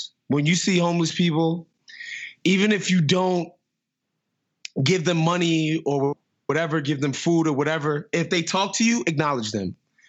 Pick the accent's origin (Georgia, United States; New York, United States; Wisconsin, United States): New York, United States; now in Los Angeles, United States; my programming as a New Yorker